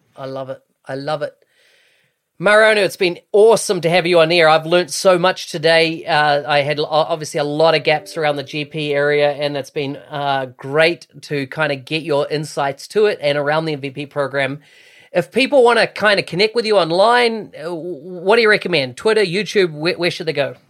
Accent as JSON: {"language": "English", "country": "New Zealand", "moved": "yes", "said": "I came from New Zealand originally"}